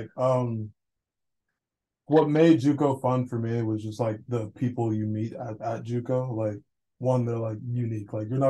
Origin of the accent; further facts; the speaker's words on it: Georgia, United States; moved away as an adult; also born or lived in Florida; now in Iowa, United States; Originally I was born in Florida, but moved to Georgia when I was younger, and I was kind of there for a good amount of my life, especially high school.